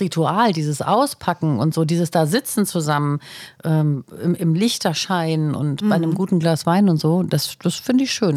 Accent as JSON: {"language": "German", "region": "Northern Germany", "country": "Germany", "said": "bei uns in Norddeutschland"}